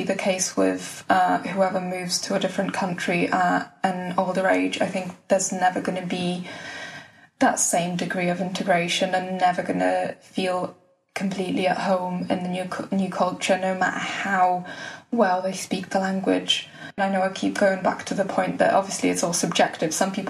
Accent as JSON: {"language": "English", "town": "West Bromwich", "region": "West Midlands", "country": "United Kingdom", "said": "where I'm from, because I want to say West Brom, but if I say West Brom, they'll say, but where are you really from?"}